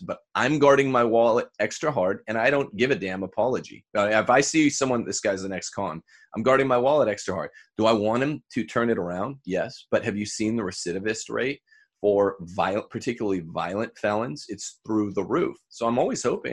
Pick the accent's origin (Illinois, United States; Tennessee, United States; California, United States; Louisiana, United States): California, United States; Bakersfield; my hometown